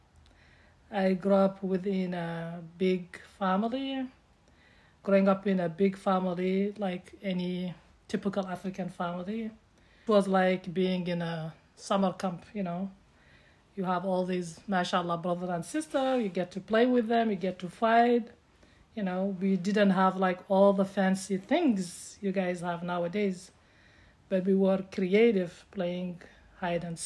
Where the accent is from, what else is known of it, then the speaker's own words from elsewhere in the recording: Mauritania; moved away as an adult; also born or lived in Chicago area, United States; now in United States; I'm from Mauritania. I was born and grew up in Mauritania until I was almost 24. Moved to USA